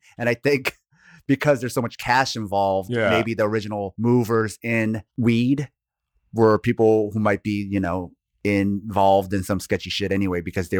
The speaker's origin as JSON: {"language": "English", "region": "Oregon", "country": "United States", "tie": "born or raised there", "said": "especially like I grew up in Oregon for a little bit, all the potheads were like lefty hippies."}